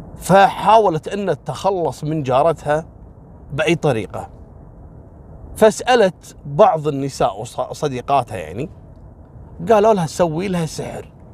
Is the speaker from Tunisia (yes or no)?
no; Kuwait; عندنا في الكويت